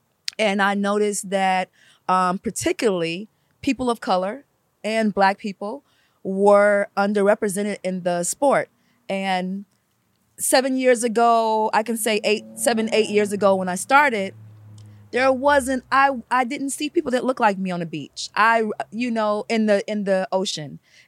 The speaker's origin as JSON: {"language": "English", "town": "Detroit", "region": "Michigan", "country": "United States", "tie": "born or raised there", "moved": "yes", "lives_now": "California, United States", "said": "when I grew up in Detroit"}